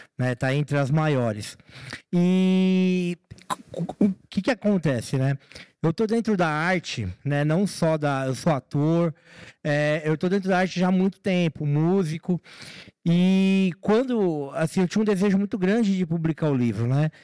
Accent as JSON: {"language": "Portuguese", "region": "São Paulo", "country": "Brazil", "tie": "born or raised there", "said": "na favela de Heliópolis, que foi onde eu nasci, onde eu fui criado e eu moro lá até hoje"}